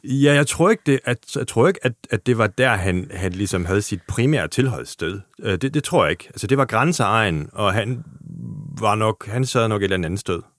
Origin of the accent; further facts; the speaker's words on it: Germany; Danish is a second language; moved away; som tysker